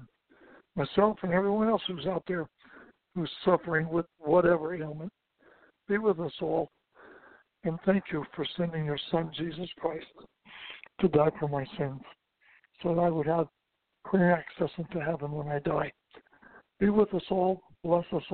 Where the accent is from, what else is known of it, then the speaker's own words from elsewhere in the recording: New York, United States; I'm an Italian from New York